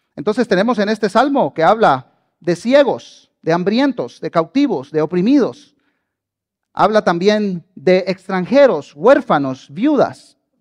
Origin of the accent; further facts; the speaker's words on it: southern Honduras, Honduras; moved away as an adult; also born or lived in Tegucigalpa, Honduras; now in Guatemala; Yo nací en Guatemala, pero crecí en Honduras y viví en un pueblito al sur de Honduras